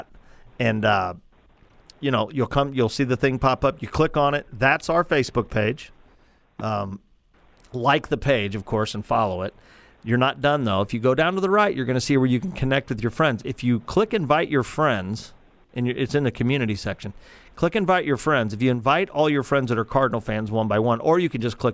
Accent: Granite City, Illinois, United States; right outside on the edge of town on Granite City, my hometown. Happy to call that my hometown

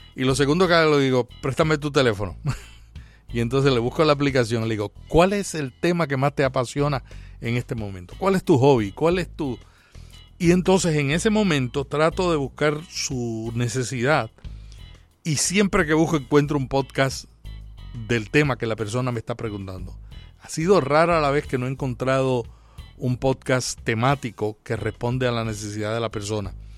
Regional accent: Puerto Rico; En mi país, yo soy de Puerto Rico

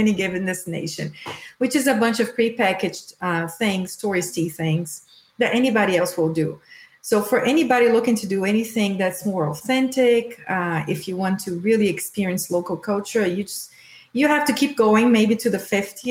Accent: Brazil; moved away as an adult; also born or lived in Kentucky / Boston; now in United States; I'm from Brazil and moved to the U.S. 15 years ago.

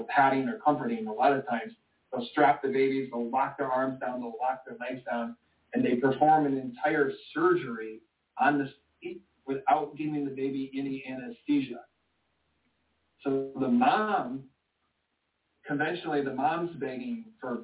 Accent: Michigan, United States; I was born in Michigan

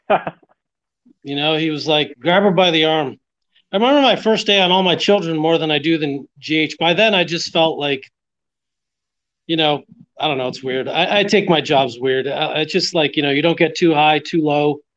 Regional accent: Montreal, Quebec, Canada; moved away as an adult; also born or lived in Florida; growing up in Montreal

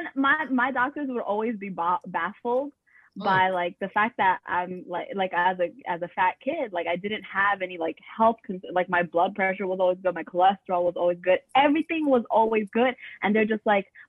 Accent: New York City, New York, United States; I grew up in East New York

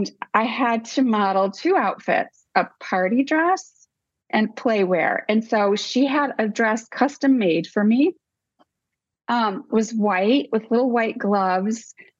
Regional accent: Rockford, Illinois, United States; moved away as an adult; also born or lived in Dubuque, Iowa; Outside Chicago, about an hour outside Chicago. Mm-hmm. And Rockford, Illinois is the city

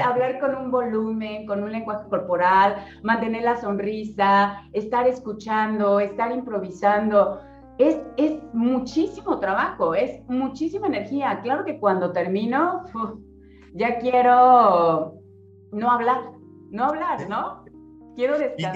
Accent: Cancún, Quintana Roo, Mexico; yo soy de Cancún

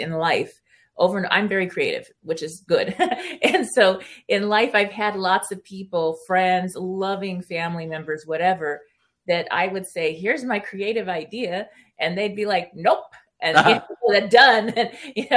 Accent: California, United States; first language Spanish; English is a second language; I grew up in California, and Hollywood was like my backyard.

